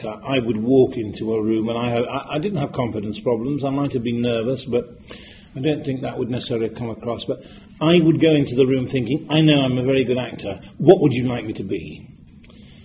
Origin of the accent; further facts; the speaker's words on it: Yorkshire and the Humber, United Kingdom; I come from Yorkshire